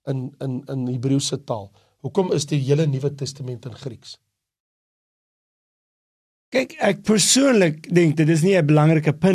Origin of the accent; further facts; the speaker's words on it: South Africa; Maar ek is Afrikaner. So as 'n Afrikaner, watter taal moet ek gebruik? Ek het 'n Afrikaanse Bybel.